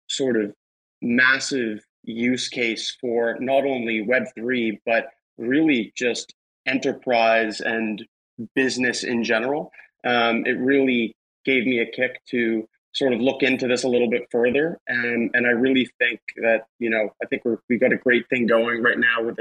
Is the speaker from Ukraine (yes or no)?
no; Canada; I'm a Canadian guy as well